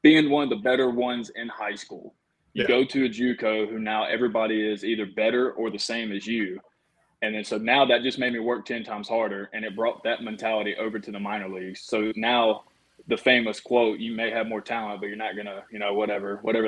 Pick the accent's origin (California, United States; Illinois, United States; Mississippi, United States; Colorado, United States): Mississippi, United States; growing up in Mississippi, I was always a Mississippi State fan